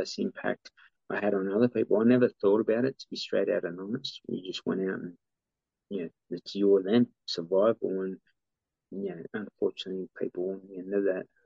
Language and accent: English; Sydney, New South Wales, Australia; my DNA growing up in Redfern